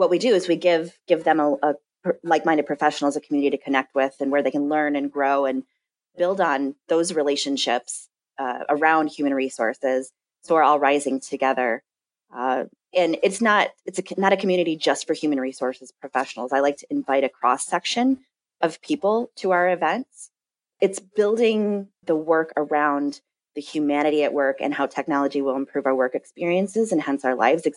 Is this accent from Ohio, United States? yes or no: no; Madison, Wisconsin, United States; Where I'm from in Madison